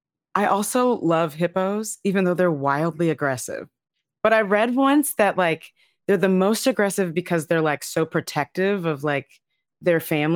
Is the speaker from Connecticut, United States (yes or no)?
no; Texas, United States; I'm from Texas, so the flattest of flat, right?